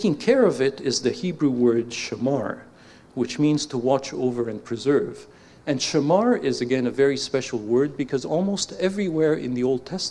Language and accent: English; Canada; accent: Canadian